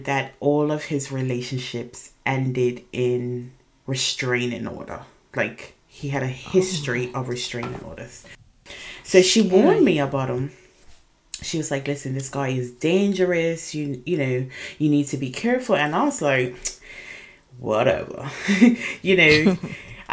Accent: Bermuda; I am originally from Bermuda. I was born and raised in Bermuda

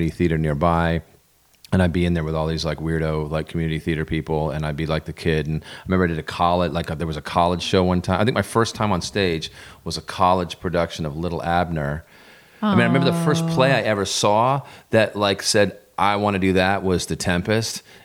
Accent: Vermont, United States; a knucklehead from a dirt road in Vermont

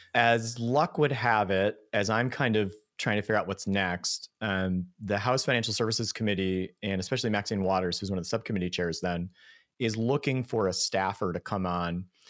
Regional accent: Buffalo, New York, United States; I grew up in Buffalo

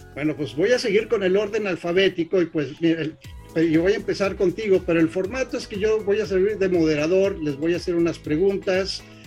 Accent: Torreón, Coahuila, Mexico; somos eh, paisanos de Torreón

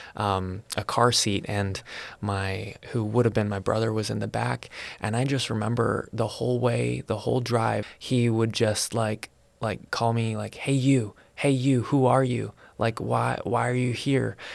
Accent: Salem, Oregon, United States; I was born in Salem, Oregon

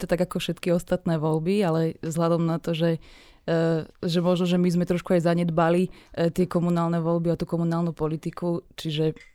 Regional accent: Rimavská Sobota, Banská Bystrica Region, Slovakia; Samozrejme, že v malých mestách, keďže ja pochádzam z Rimavskej soboty

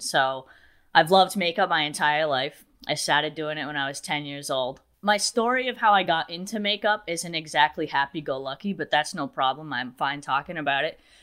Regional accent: New Bedford, Massachusetts, United States; I'm actually from an area called New Bedford

